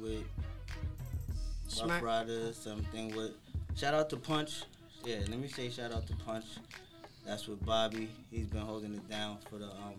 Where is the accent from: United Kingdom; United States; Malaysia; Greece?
United States; New York; accent: New York; I'm a New Yorker